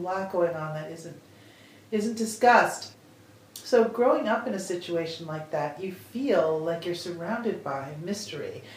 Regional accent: Wisconsin, United States; now in Iowa, United States; growing up in Wisconsin

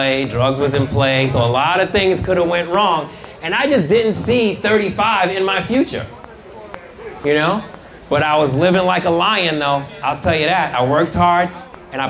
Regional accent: New York City, New York, United States; I grew up in New York City

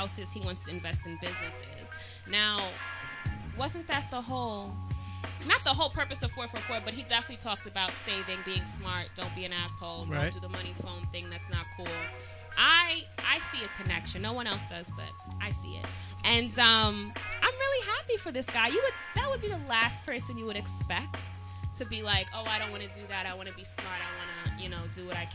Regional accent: New York City, New York, United States; I'm from Staten Island

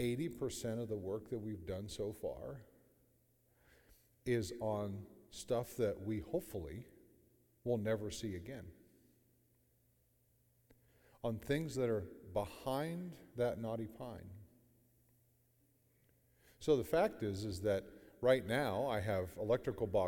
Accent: Sebring, Ohio, United States; I'm from Sebring, Ohio, outside of Alliance

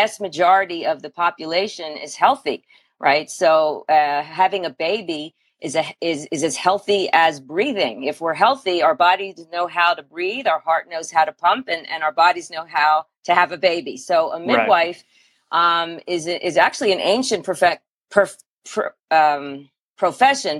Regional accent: Philadelphia, Pennsylvania, United States; I grew up in Philadelphia, so very different feel

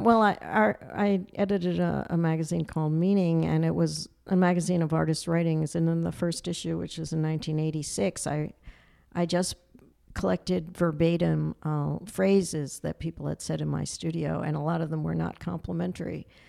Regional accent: New York City, New York, United States; I was born on Manhattan Island and, um, I just grew up, like, kind of playing in the streets and in Yorkville

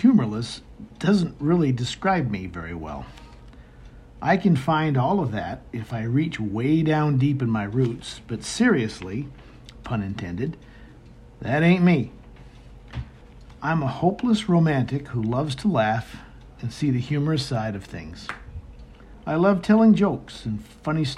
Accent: Maine, United States; I'm a native of Northern New England, born and raised in Maine.

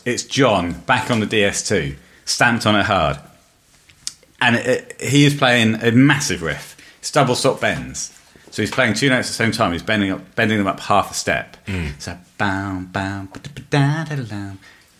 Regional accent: England, United Kingdom; We're English.

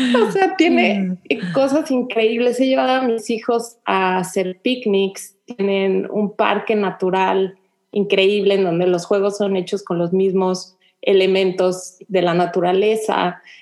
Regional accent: Mexico City, Mexico; moved away as an adult; now in Houston, United States; yo nací, crecí en la Ciudad de México, llegué a vivir aquí a Houston con mi esposo

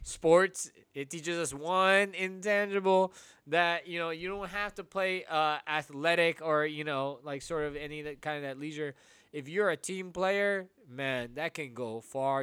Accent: United States; Filipino, uh, Filipino kids here, first gen here in America

